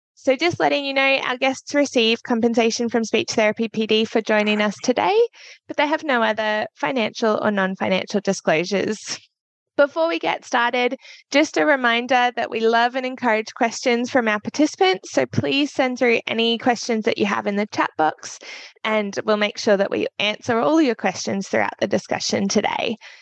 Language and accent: English; Australia; I am a certified practicing speech pathologist from Australia